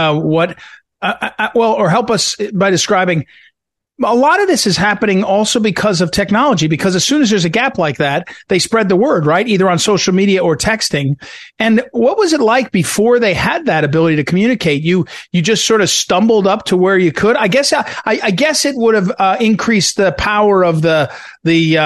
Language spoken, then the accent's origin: English; Jersey City, New Jersey, United States; moved away as an adult; also born or lived in Seattle; I grew up in New Jersey, and much of my childhood is in Jersey City